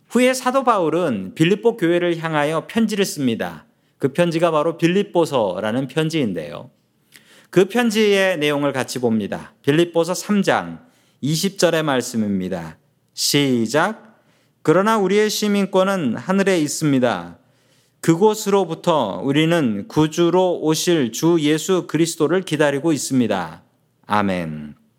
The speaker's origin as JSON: {"language": "Korean", "country": "South Korea", "moved": "yes", "lives_now": "United States", "said": "저는 한국 사람입니다. 대한민국 사람이고"}